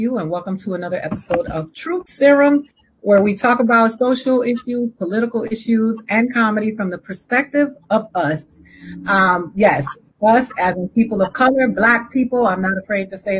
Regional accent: Boston, Massachusetts, United States; moved away; I was born in Boston

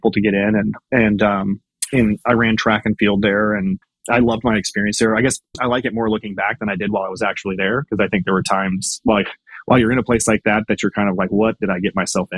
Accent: Kansas City, United States; moved away as an adult; also born or lived in West Point; I was born and raised in Kansas City.

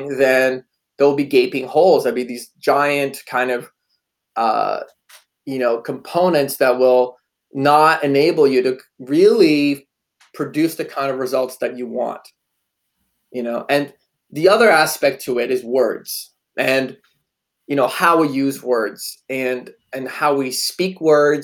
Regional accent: Poland; moved away; I was born in Poland

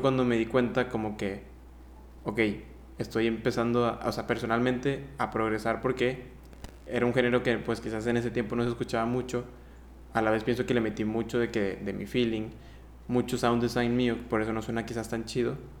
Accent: Mexico; also born or lived in Honduras; Por dos años seguidos no vine yo a México, no vi a mi familia

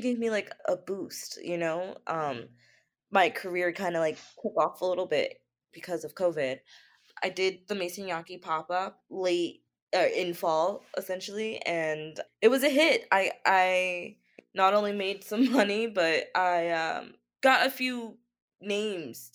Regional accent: Easton, Pennsylvania, United States; moved away as an adult; also born or lived in Philadelphia / Nantucket; now in New York, United States; I actually was born and raised a little bit outside of Philly in this small town called Easton

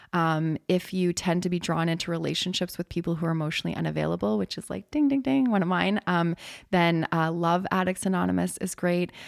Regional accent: Canada; I'm Canadian

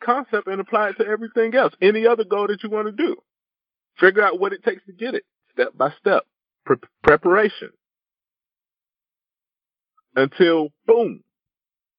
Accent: South Carolina, United States; I grew up in South Carolina

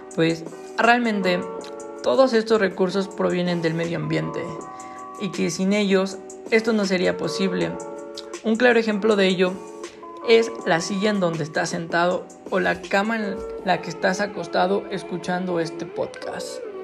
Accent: Mexico; yo soy de México

